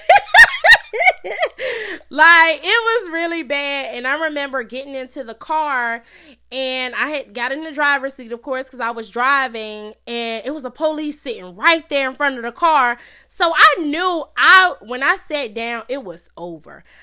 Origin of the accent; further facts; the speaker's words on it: Charlotte, North Carolina, United States; I was born and raised in Charlotte, North Carolina